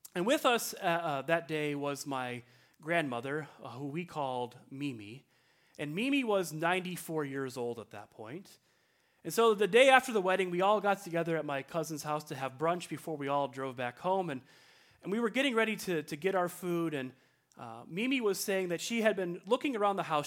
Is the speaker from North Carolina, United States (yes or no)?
no; Libertyville, Illinois, United States; my hometown, Libertyville, Illinois